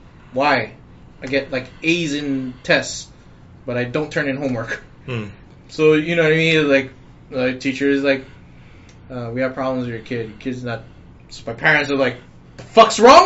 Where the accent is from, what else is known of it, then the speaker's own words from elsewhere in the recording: Big Island, Hawaii, United States; I'm from the Big Island. We don't have private school.